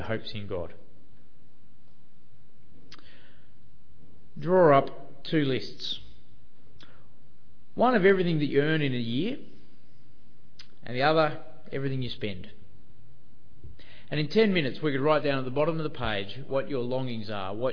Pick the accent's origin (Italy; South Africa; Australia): Australia; also born or lived in Sydney; being Australian